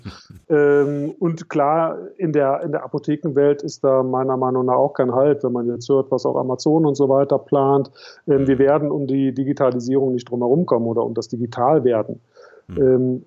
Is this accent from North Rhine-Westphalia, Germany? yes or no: yes; Cologne, North Rhine-Westphalia, Germany; Ich komme, komme aus Köln